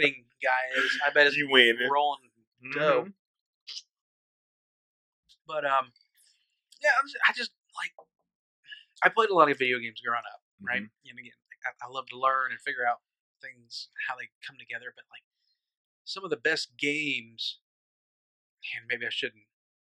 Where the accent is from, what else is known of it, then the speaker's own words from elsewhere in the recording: Nebraska, United States; moved away; I grew up in Nebraska